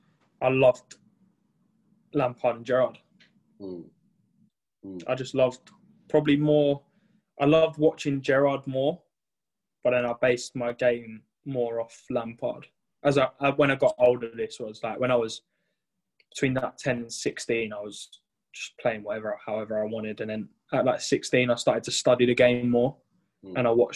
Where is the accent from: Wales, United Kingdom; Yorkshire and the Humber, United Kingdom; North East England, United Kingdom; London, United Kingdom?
London, United Kingdom; I'm from South, yeah.